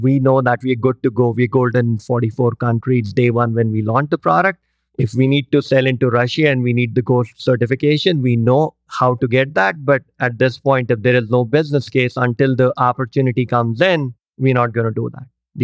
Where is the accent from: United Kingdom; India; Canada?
India; moved away; I grew up in India